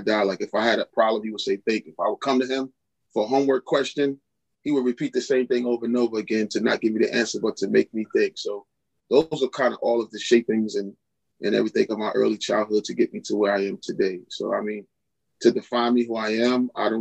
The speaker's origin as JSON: {"language": "English", "town": "New York City", "region": "New York", "country": "United States", "tie": "born or raised there", "moved": "yes", "lives_now": "Philadelphia, United States", "said": "I'm originally from Queens, born of Carolyn and Elijah Brown. That was my parents. They were, you know, middle-class parents."}